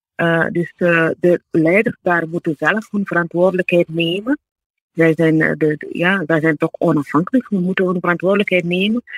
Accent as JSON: {"language": "Dutch", "country": "Burkina Faso", "tie": "born or raised there", "moved": "as an adult", "lives_now": "Belgium", "said": "ik ben ook eh, in Burkina Faso geboren, ik ben in Afrika opgegroeid, ik ben daar ook op universiteit"}